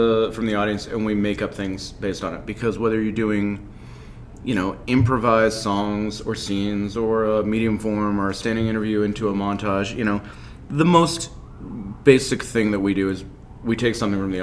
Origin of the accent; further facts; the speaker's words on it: Tewksbury, Massachusetts, United States; I grew up in Tewksbury, Massachusetts. It's about 30 minutes north on 93